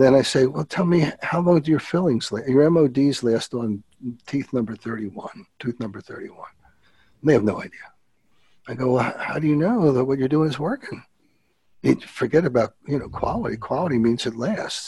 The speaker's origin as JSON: {"language": "English", "town": "Philadelphia", "region": "Pennsylvania", "country": "United States", "said": "I'm from Philly"}